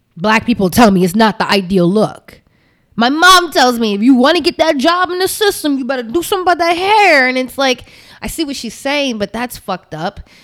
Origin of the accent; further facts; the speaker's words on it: United States; I'm American